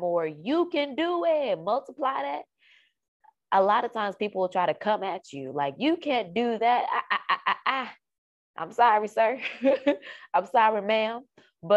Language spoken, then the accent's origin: English; Dallas, Texas, United States; moved away as an adult; also born or lived in Carrollton, Texas; I moved to Carrollton, which is about 45 minutes, 45, 50 minutes away from my hometown, which is in Dallas